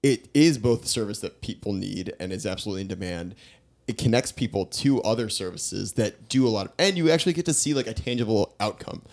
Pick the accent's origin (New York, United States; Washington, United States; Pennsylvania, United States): New York, United States; I grew up in New York, but also we didn't have central, we didn't have A C growing up.